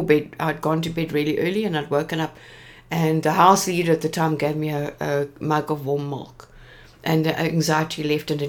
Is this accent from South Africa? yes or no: yes; Cape Town, Western Cape, South Africa; also born or lived in Bloemfontein; I grew up in Cape Town